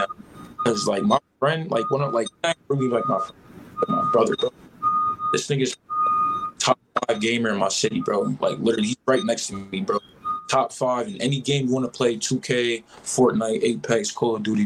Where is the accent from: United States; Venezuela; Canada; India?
United States; Albany, New York; also born or lived in Washington Heights, New York City; I'm from upstate. Like, I grew up here